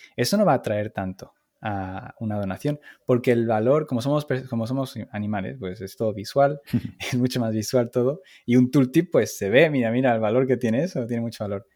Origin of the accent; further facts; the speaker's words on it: Málaga, Andalusia, Spain; moved away as an adult; now in Paris, France; soy español, como se notará por mi acento, y, soy, soy del sur de Málaga